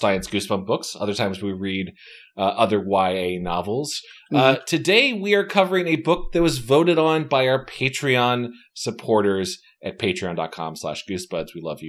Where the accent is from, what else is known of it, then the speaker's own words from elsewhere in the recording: Indiana, United States; as a kid growing up in Indiana